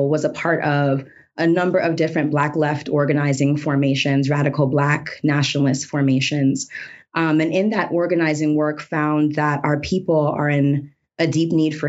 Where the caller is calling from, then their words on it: Florida, United States; I'm joining you from Tequesta, Miccosukee, Seminole lands in South Florida, what we call South Florida now.